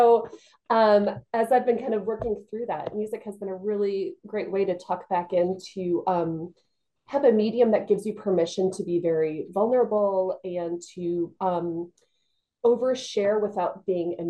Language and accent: English; Georgia, United States; moved away as an adult; also born or lived in Illinois / Los Angeles, California; now in New Haven County, Connecticut, United States; I was actually born in Illinois, but I was raised in Georgia for the vast majority of my life. And so I do talk a little bit funny